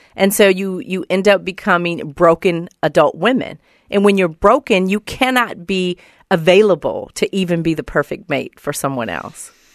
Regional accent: Oakland, California, United States; I'm from Oakland, California

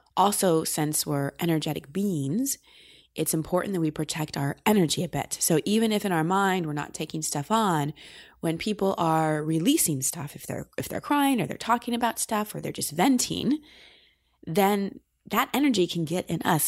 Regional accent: Austin, Texas, United States; in Austin, my hometown

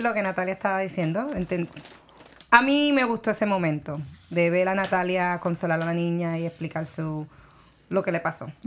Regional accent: Puerto Rico; moved away; soy de Puerto Rico

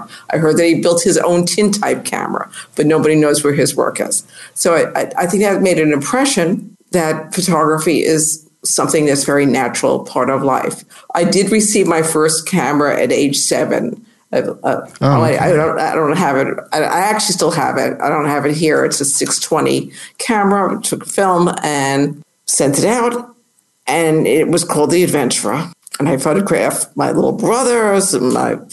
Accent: North Massapequa, New York, United States; moved away as an adult; also born or lived in South Bronx, New York; I come from Long Island, the suburbs of New York City

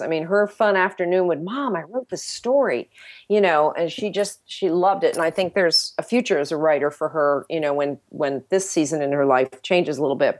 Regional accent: United States; as American Christians

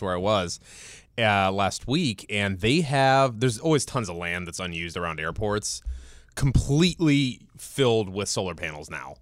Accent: Cleveland, Ohio, United States; born or raised there

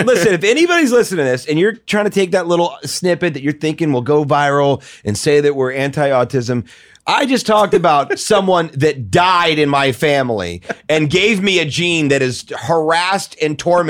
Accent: St. Louis, Missouri, United States; St. Louis, Missouri.

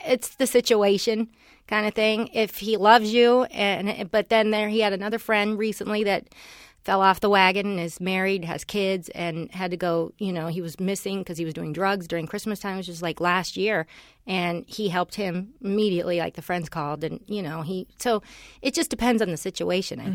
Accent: Los Angeles, California, United States; also born or lived in Cleveland, Ohio; we moved here when I was seven to, to, uh, the Valley. And, um, so I grew up in the valley

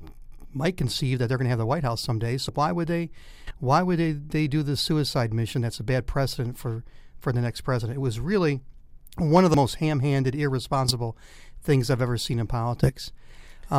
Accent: Detroit, Michigan, United States; moved away as an adult; also born or lived in Arkansas; I grew up in Detroit and spent a lot of time in the old Tiger Stadium

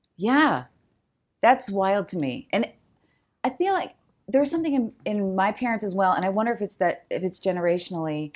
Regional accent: New Jersey, United States; also born or lived in Chicago; now in Los Angeles, United States; we grew up in New Jersey

